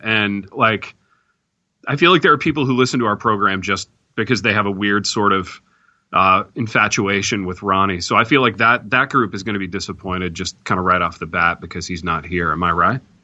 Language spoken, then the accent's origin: English; Indiana, United States; growing up in the Midwest, growing up in Indiana